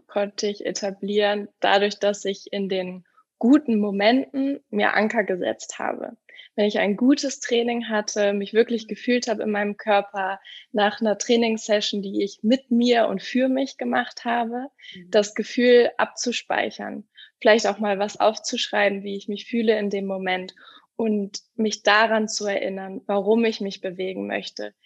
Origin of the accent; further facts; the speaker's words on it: Hamburg, Germany; moved away; also born or lived in Berlin; Ich komme ursprünglich aus Hamburg